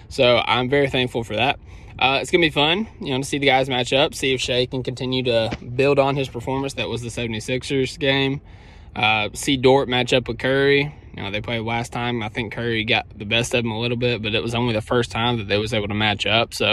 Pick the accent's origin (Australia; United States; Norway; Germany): Australia; I'm from I'm from Aussie. I, I can't say Aussie. I saw on Twitter that's a thing. I'm I'm an Aussie from Australia.